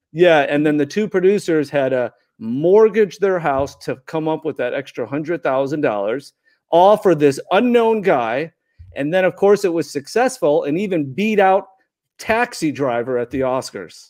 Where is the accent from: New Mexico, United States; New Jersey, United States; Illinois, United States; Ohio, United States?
Illinois, United States; Chicago; I grew up in Chicago